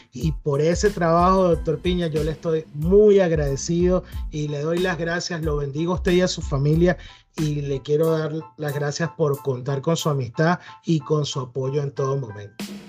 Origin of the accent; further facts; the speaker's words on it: Venezuela; moved away as an adult; now in United States; yo soy venezolano